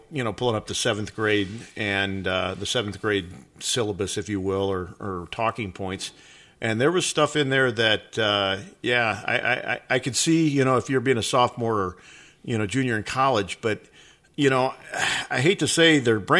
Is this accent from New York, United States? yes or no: no; Phoenix, Arizona, United States; born and raised in Phoenix.